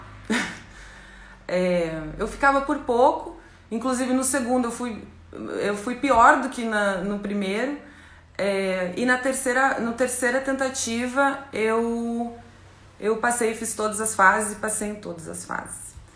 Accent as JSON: {"language": "Portuguese", "town": "Chapecó", "region": "Santa Catarina", "country": "Brazil", "tie": "born or raised there", "also_born_or_lived": "Manhattan, Kansas, United States / El Salvador / Rome, Italy", "moved": "yes", "lives_now": "Cairo, Egypt", "said": "Nasci em Chapecó, Santa Catarina é, interior do estado"}